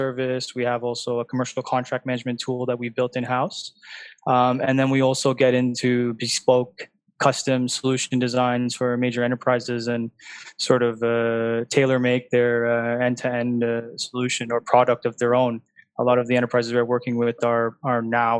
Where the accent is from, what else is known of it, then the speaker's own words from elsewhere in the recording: Canada; now in Dubai, United Arab Emirates; I'm from Canada